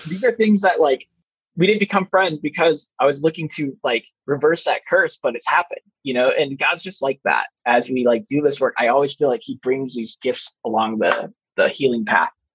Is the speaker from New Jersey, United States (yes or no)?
no; Chicago, Illinois, United States; I grew up in Chicagoland during the Jordan era